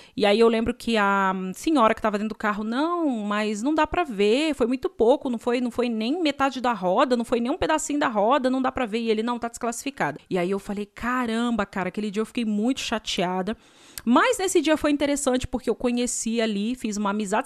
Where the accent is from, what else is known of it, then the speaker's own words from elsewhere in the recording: Brazil; eu sou brasileira